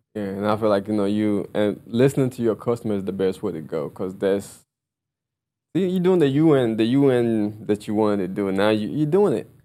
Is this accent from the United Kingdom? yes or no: no; Ghana; I'm Ghanaian